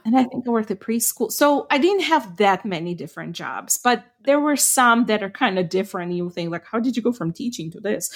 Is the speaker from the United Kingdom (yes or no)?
no; Ukraine; first language Ukrainian; English is a second language; moved away; I grew up speaking Ukrainian